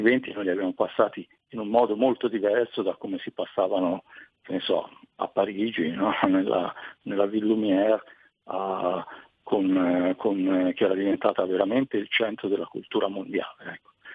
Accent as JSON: {"language": "Italian", "region": "Tuscany", "country": "Italy", "said": "sono toscano, eh, però in realtà la mia famiglia da parte di mamma viene da, da un paesino vicino a Trento"}